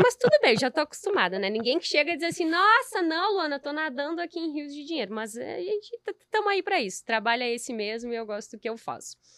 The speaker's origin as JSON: {"language": "Portuguese", "country": "Brazil", "said": "a gente vive num, num país excelente"}